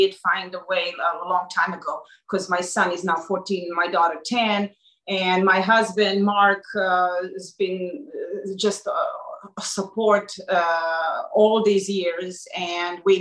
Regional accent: Belgrade, Serbia; moved away; I grew up in Serbia and Belgrade, and my home was just like this

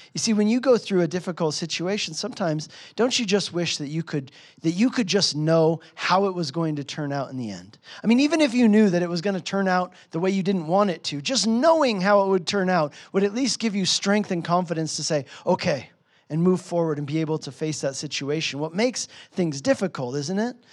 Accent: United States; moved away as an adult; also born or lived in Hungary; I was from America

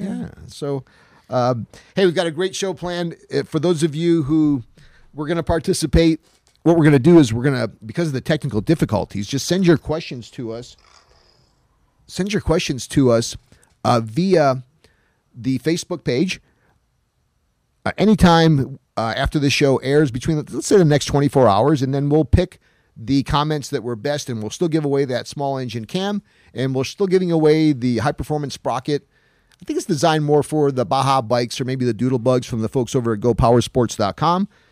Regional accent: Utica, New York, United States; moved away; I knew it snowed in Utica, New York, my hometown, today

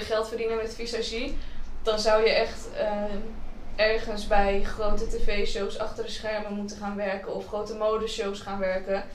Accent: Holwierde, Groningen, Netherlands; ik ben opgegroeid in Holwieren

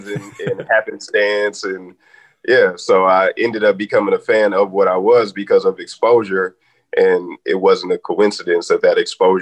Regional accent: Richmond, California, United States; I'm from Richmond and my brother is from Easter, old school Easter Hill, South Side Richmond

